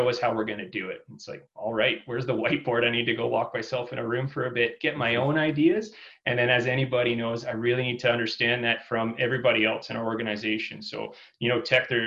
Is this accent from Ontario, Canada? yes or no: no; Fernie, British Columbia, Canada; I grew up in Fernie, BC